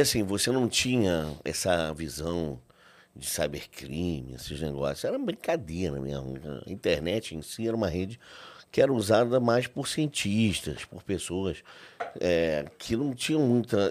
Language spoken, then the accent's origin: Portuguese; Rio de Janeiro, Brazil; sou do Rio de Janeiro, nascido e criado no Rio.